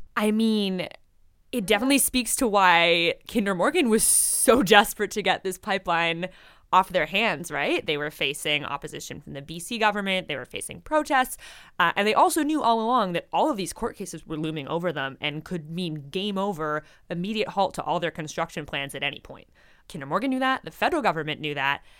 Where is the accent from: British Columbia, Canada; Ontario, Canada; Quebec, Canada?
British Columbia, Canada; as a British Columbian